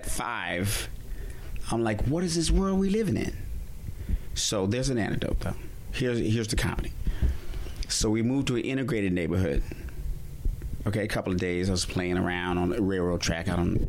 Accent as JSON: {"language": "English", "town": "Fort Collins", "region": "Colorado", "country": "United States", "tie": "born or raised there", "also_born_or_lived": "Wyoming", "said": "And where I grew up in Wyoming and Fort Collins was actually a different kind of white person."}